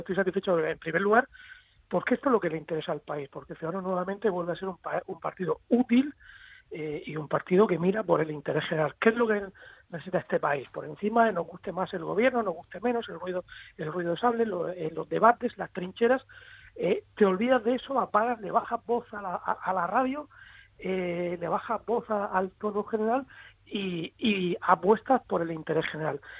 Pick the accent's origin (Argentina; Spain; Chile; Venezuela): Spain; en mi país, en nuestro país